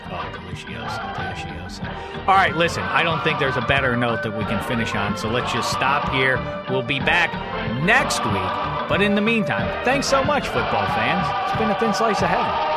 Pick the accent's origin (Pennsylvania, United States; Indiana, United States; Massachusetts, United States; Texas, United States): Pennsylvania, United States; Pittsburgh; I went to my hometown of Pittsburgh, PA